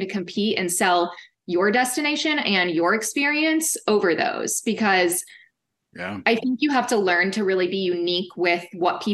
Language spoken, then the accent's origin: English; Kansas, United States; now in Fort Worth, United States; I'm from Kansas, and it kind of does give me just that smaller town feel